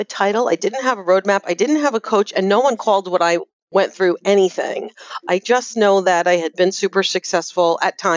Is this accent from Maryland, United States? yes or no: no; New Jersey, United States; I'm from New Jersey